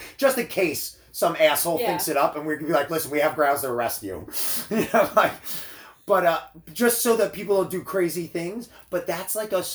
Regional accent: New Jersey, United States; I grew up in New Jersey, so I would consider our state a little more liberal

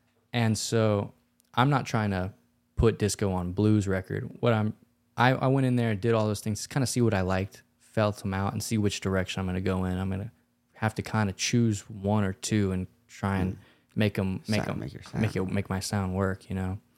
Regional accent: Louisiana, United States; We grew up in Louisiana, so I feel like we're very influenced by that.

